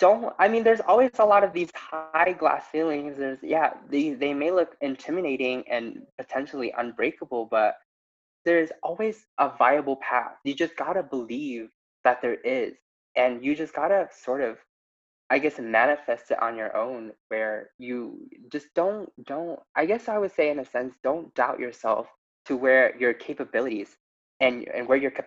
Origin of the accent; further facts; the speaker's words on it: New Mexico, United States; I'm from New Mexico, and we were one of the states where, at least in this election, we were able to elect all three members of our representatives that were all women of color.